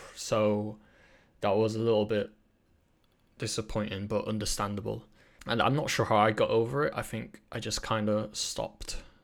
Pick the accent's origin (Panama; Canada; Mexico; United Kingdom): United Kingdom; England; Britain is kind of, like, the dominant, like, culture I grew up